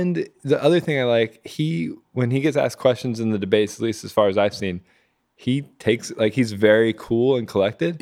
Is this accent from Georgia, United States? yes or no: no; Virginia, United States; I grew up in Virginia